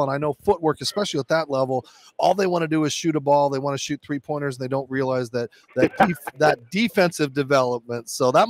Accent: Arizona, United States; Arizona at my home state

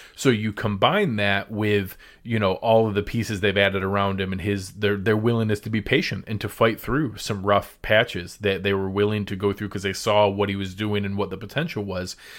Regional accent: Western New York, United States; moved away; I'm born and raised in Western New York

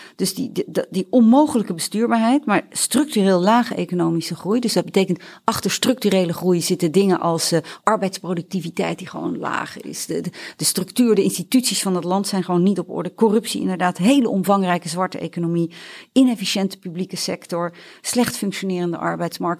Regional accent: Netherlands; ik voel mij ook Nederlander

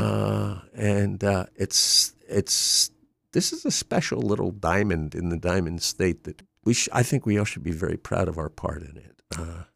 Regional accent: Wilmington, Delaware, United States; also born or lived in Drexel Hill, Pennsylvania / Pottstown, Pennsylvania; I grew up in Wilmington

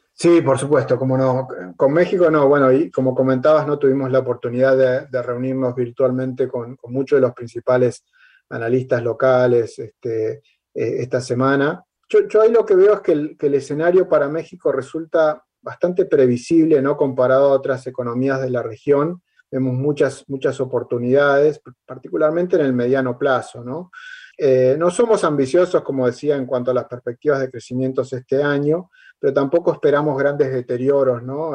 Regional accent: Argentina; como argentino

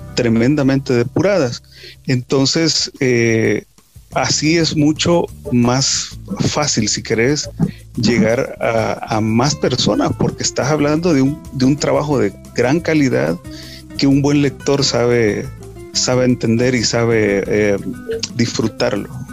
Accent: El Salvador; somos salvadoreños, sentimos esa identificación

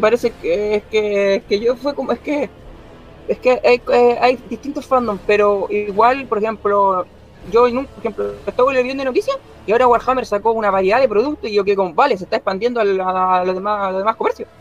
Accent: Concepción, Biobío, Chile; soy de Chile, Concepción

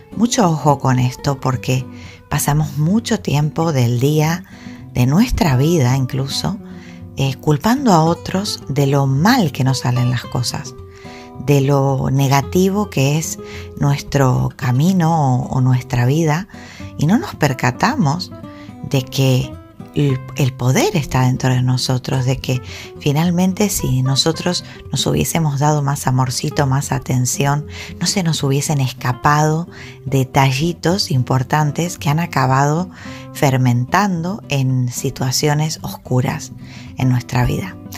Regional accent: Argentina; now in Gran Canaria, Spain; yo soy argentina. Entonces, bueno, el haber nacido en Argentina me ha dotado de una serie de, cultura

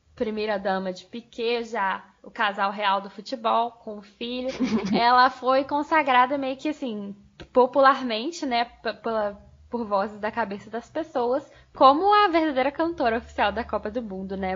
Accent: Niterói, Rio de Janeiro, Brazil; eu sou de Niterói

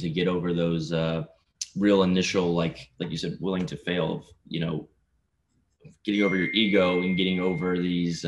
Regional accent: Lufkin, Texas, United States; also born or lived in Houston, Texas; I'm from Texas, a smaller town called Lufkin between Houston and Dallas. Grew up there

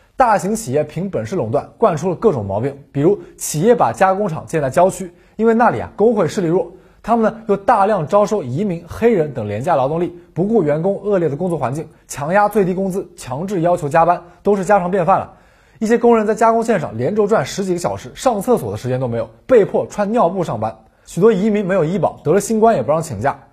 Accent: China; 我们中国人

